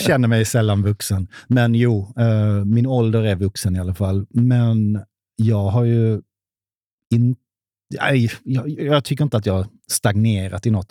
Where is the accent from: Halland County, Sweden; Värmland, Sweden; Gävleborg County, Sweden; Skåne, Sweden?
Skåne, Sweden; Hässleholm; now in Stockholm, Sweden; i Hässleholm, där jag kommer ifrån, gick med i ABF